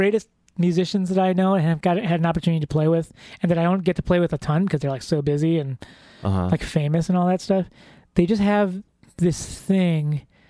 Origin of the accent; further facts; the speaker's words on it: Philippines; if we're going to get all general and racist and stuff like totally generalistic traits of being of Filipino people is that they're fun loving.